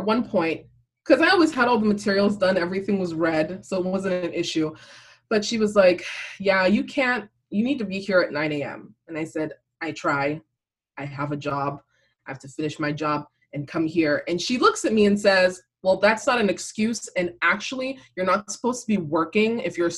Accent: Cameroon; now in United States; I was born in Cameroon

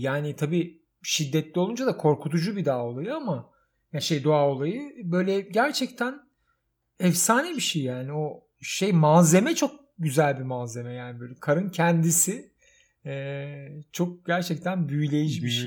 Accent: Istanbul, Turkey; Ve çocukluğum orada geçti. Yani yatılı okulu, ortaokulu, liseyi Kadıköy'de okudum

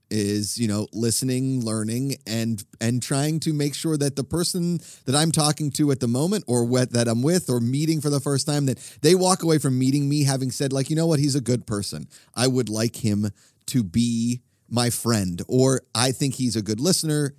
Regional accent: Pennsylvania, United States; I'm from Pennsylvania

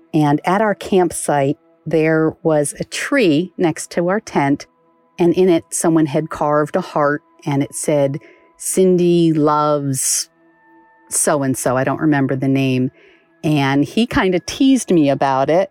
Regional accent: Cheshire, Connecticut, United States; I'm originally from Cheshire, Connecticut

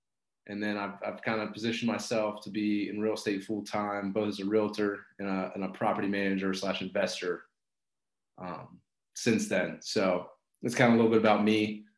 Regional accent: Grove City, Ohio, United States; I grew up in Grove City, Ohio. Went to Grove City High School.

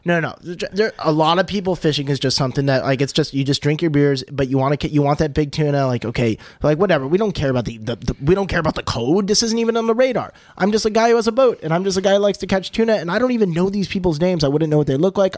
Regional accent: California, United States; I am a Californian who does not hate my state

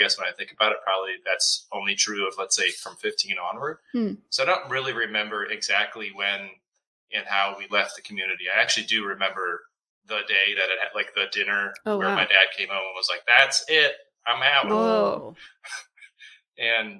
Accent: Ann Arbor, Michigan, United States; moved away; also born or lived in Connecticut; I actually had gone to public school and elementary school, and then we moved 1997. We moved away from Michigan altogether

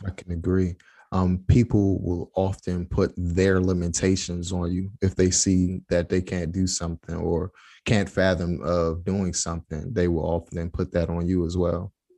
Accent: United States; I'm from the States

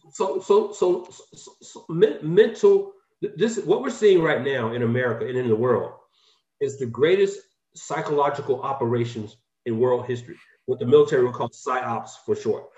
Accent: Atlanta, Georgia, United States; moved away as an adult; now in Valencia, United States; I'm a, a native of Atlanta, Georgia.

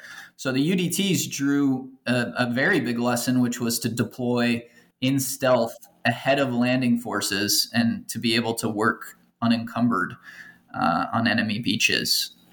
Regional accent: Los Angeles, California, United States; manufactured in Los Angeles, you know, my hometown.

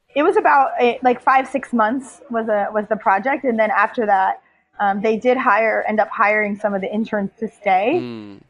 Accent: United States; moved away as an adult; also born or lived in Liberia; I grew up in poverty in the United States

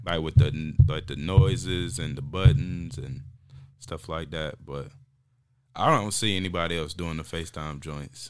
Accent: North Carolina, United States; also born or lived in Raleigh, North Carolina; I'm from Zeppelin, North Carolina

